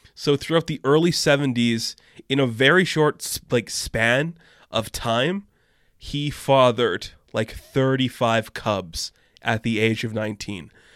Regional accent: Canada; I am a Canadian guy

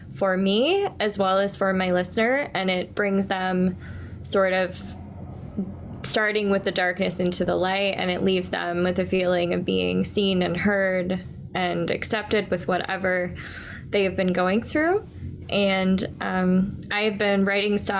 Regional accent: Orlando, Florida, United States; moved away as an adult; also born or lived in Tallahassee, Florida / Brooklyn, New York City; now in New York City, United States; I'm originally from Orlando, Florida

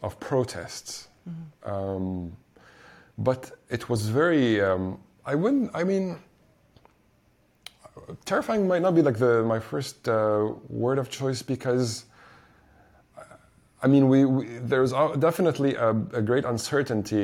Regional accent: Egypt; being born and growing up here all my life

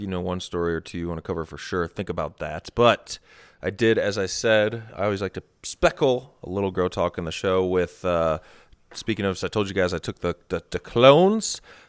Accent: Midwest, United States; So friend number one, we grew up in the Midwest together.

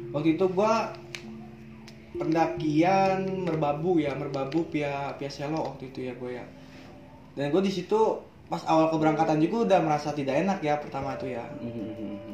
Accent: Bogor, West Java, Indonesia; hmm. gue dari Bogor

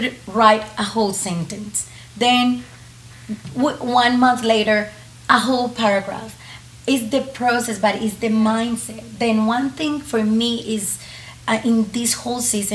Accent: Colombia; first language Spanish; English is a second language; moved away; I grew up in Colombia just with Spanish

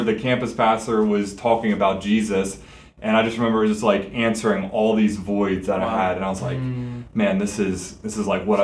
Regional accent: Quakertown, Pennsylvania, United States; moved away as an adult; also born or lived in Millersville, Pennsylvania; So I grew up in Quakertown, which is down towards like Allentown, Philly area.

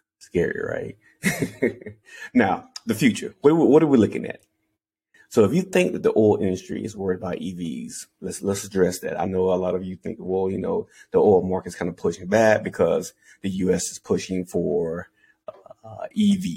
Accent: Anderson, South Carolina, United States; I'm from Anderson, South Carolina

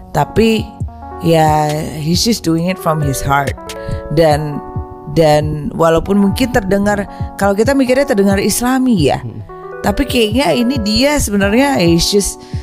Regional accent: Surabaya, East Java, Indonesia; gue dari Surabaya

